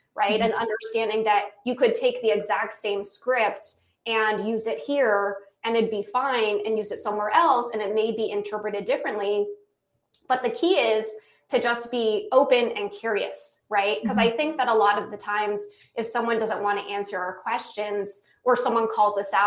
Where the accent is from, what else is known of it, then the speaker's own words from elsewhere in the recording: United States; I'm American